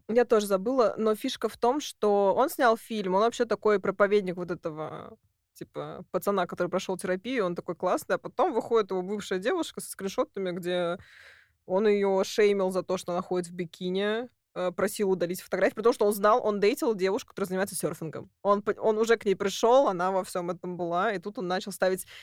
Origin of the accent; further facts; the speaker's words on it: Russia; я из России